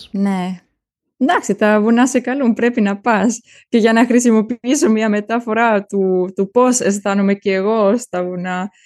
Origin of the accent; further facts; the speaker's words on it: Germany; Greek is a second language; είμαι Γερμανίδα και Ελληνίδα